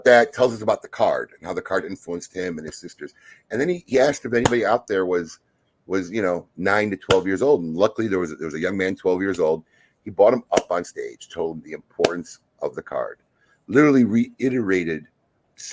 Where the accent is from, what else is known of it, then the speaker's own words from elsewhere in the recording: Chicago, Illinois, United States; I grew up in Chicago. I grew up watching Michael play on the court